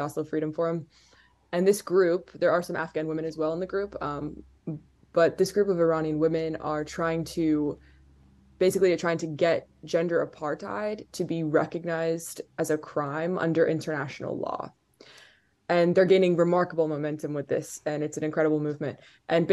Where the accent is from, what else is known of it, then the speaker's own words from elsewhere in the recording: Qatar; I grew up in Qatar